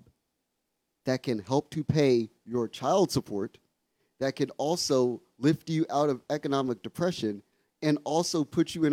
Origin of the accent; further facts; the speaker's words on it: Washington, District of Columbia, United States; I grew up in Deanwood.